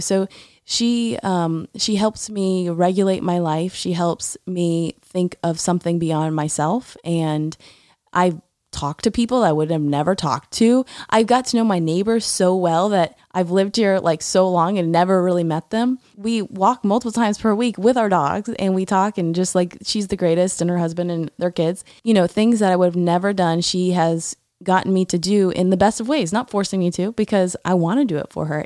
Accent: Tallahassee, Florida, United States; I grew up in a neighborhood in Tallahassee

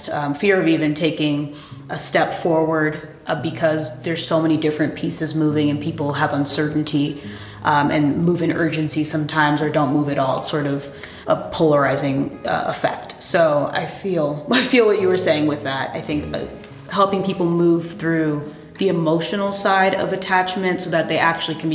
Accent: East Coast, United States; we also both are from the East Coast

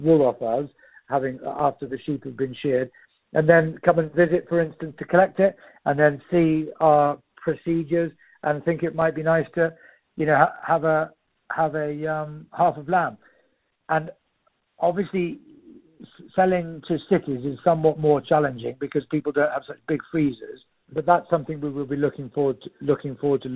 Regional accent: Shropshire, West Midlands, United Kingdom; moved away as an adult; now in Doylesburg, United States; we've always grown up with, being from Britain in Shropshire.

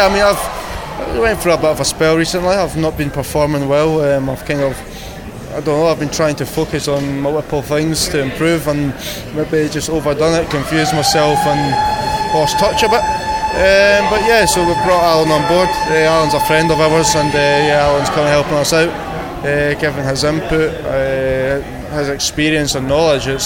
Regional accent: Scotland, United Kingdom; I'm Scottish

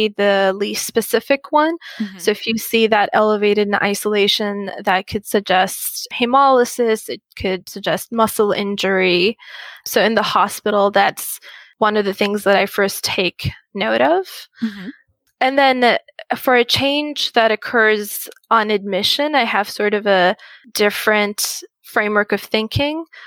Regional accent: Muscat, Oman; moved away as an adult; also born or lived in Qatar; now in United States; I grew up in Muscat, Oman, and did high school there

